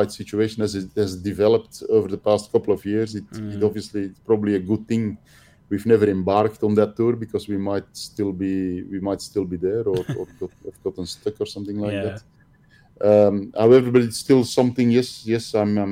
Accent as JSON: {"language": "English", "area": "Antwerp area", "region": "Flanders", "country": "Belgium", "also_born_or_lived": "Kortrijk-Wevelgem", "said": "I'm not from the area, I'm from the Antwerp area, which is, mm-hmm. it's an hour away from Kortrijk."}